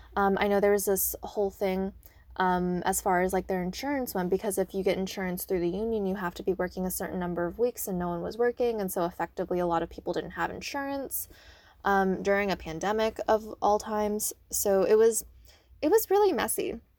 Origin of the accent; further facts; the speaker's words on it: Northern Virginia, United States; now in Maryland, United States; I'm originally from the Northern Virginia area